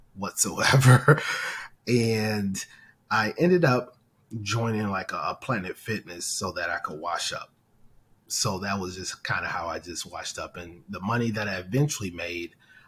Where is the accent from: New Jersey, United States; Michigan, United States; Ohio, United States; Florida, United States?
Michigan, United States; Detroit; I'm originally from Detroit, Michigan. I attended the best high school in America, Castec High School